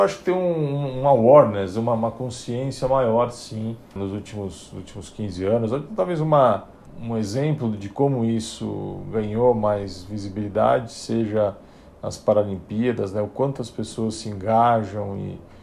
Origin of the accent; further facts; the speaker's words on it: São Paulo, Brazil; Eu, eu nasci em São Paulo, em família de classe média